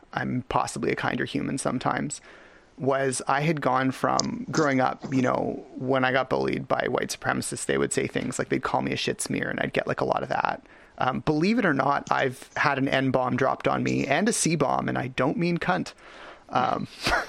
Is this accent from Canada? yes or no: yes; Richmond, British Columbia, Canada; I was born in Richmond, BC in Canada